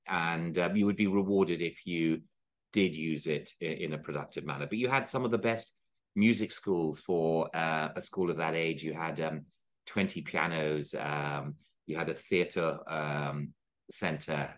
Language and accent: English; India; moved away; also born or lived in Oxford; I was from India